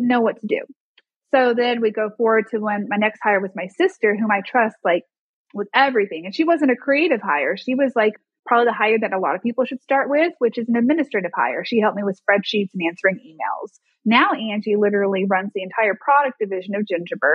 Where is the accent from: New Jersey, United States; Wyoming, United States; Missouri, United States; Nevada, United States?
Missouri, United States; Springfield; now in Arkansas, United States; my hometown of Springfield, Missouri